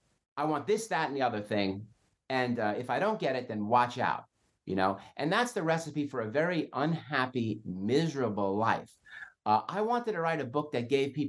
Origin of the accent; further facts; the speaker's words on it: New York City, New York, United States; I'm Italian. I grew up in Brooklyn.